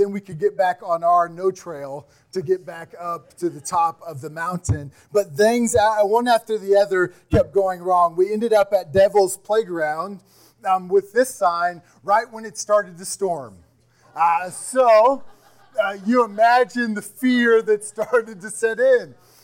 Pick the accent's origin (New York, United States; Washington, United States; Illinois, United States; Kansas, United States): Kansas, United States; I'm from Kansas